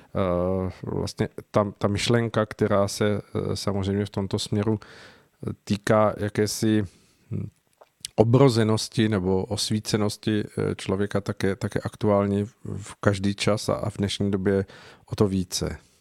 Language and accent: Czech; Czechia; tady u nás v Čechách